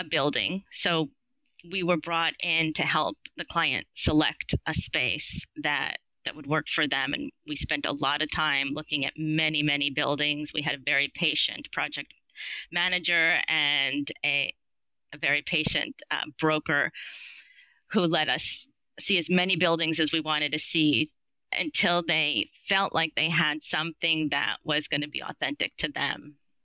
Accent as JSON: {"language": "English", "region": "New York", "country": "United States", "said": "I'm from New York"}